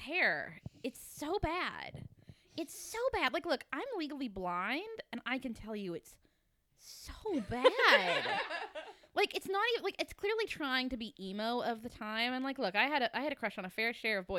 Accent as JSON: {"language": "English", "region": "Kentucky", "country": "United States", "tie": "born or raised there", "said": "I grew up in Kentucky and like camo was what was fashionable where I'm from"}